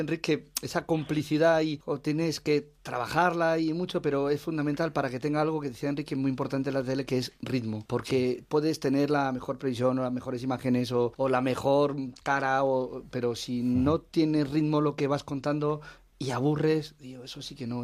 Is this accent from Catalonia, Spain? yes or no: no; Talavera de la Reina, Castilla-La Mancha, Spain; moved away; es mi pueblo